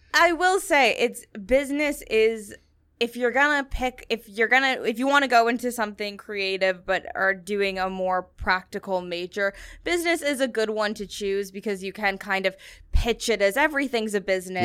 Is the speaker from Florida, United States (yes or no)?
no; New Hampshire, United States; moved away as an adult; now in New York, United States; I'm coming from New Hampshire